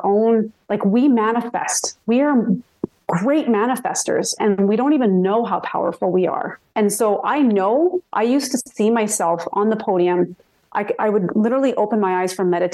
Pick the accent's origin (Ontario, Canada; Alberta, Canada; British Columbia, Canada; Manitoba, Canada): Alberta, Canada; Red Deer; growing up in Red Deer